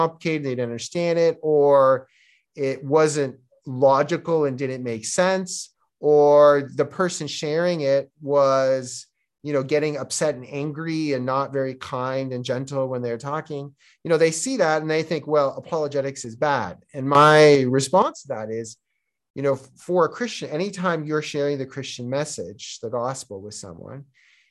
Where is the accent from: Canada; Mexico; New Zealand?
Canada; Toronto, Ontario; accent: Canadian; first language Czech; moved away as an adult; also born or lived in Korea; now in Georgia; I was born and raised in Canada